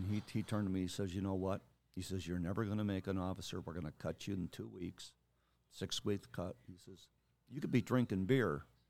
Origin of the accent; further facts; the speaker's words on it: Lake Eliza, Indiana, United States; also born or lived in Roseland / Homewood; Grew up for the first probably 6-7 years of my life in Roseland. And then we moved to Homewood and from there to Lake Eliza, Indiana, where I spent most of my grade school years from about third grade all the way through